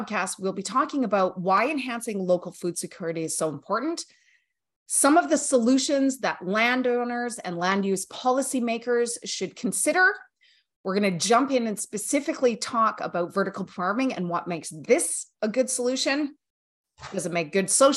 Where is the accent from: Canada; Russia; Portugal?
Canada; Southern Alberta; now in West Coast, Canada; I'm a farmer's daughter from Southern Alberta